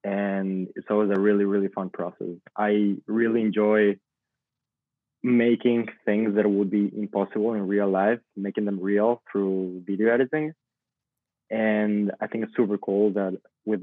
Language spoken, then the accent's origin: English; Venezuela; moved away as an adult; also born or lived in Boston; I'm a Venezuelan video content creator. I grew up in Venezuela, but I moved to Boston when I was 18.